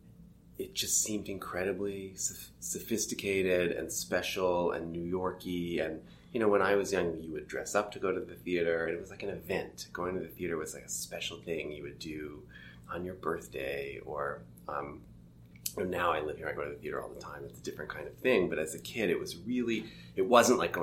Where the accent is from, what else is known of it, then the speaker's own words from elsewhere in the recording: Toronto, Ontario, Canada; I grew up in Toronto